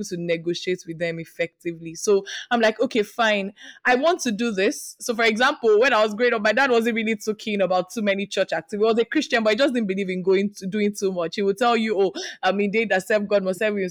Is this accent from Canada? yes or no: no; Nigeria; as a Nigerian daughter